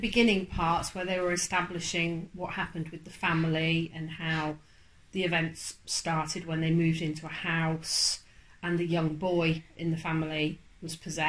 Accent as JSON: {"language": "English", "country": "United Kingdom", "said": "we're British"}